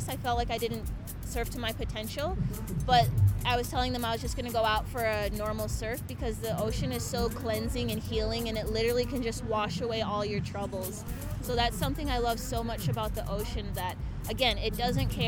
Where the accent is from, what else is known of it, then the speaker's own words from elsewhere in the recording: Waikiki, Hawaii, United States; I'm from Waikiki, Hawaii.